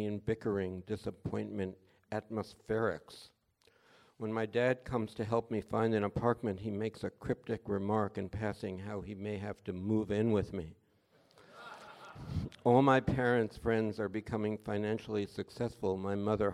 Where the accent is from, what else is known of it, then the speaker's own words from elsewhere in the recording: New York City, New York, United States; We were both from New York. He was from Queens. I'm from the Bronx